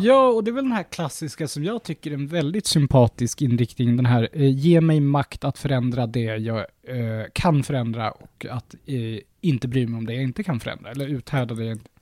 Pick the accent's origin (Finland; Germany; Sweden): Sweden; vi svenskar